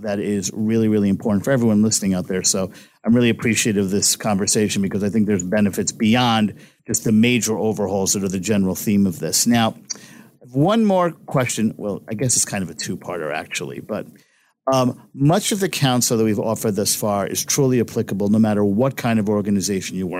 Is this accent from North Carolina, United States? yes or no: no; New York City, New York, United States; I'm from Brooklyn, New York